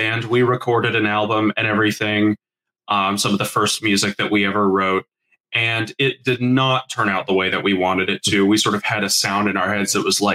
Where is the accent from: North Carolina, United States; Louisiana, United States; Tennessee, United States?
North Carolina, United States; Charlotte; We're from Charlotte, North Carolina